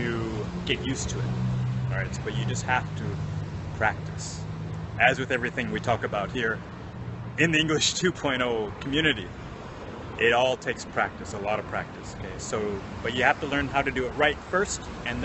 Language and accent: English; Minneapolis, Minnesota, United States; now in Japan; I'm from Minnesota originally. Minneapolis, Minnesota in the States.